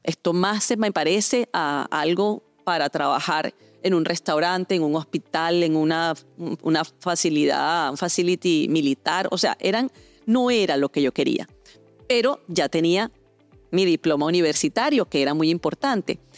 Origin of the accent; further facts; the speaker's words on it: Venezuela; en mi país natal, Venezuela